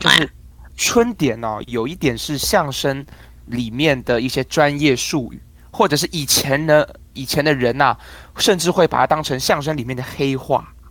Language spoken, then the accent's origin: Chinese; Taiwan; also born or lived in Hong Kong; 我们台湾人讲话就是这个样子啦